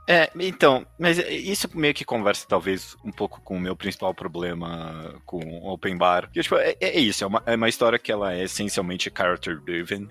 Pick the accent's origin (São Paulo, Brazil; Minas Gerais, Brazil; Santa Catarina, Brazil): São Paulo, Brazil; A gente é paulista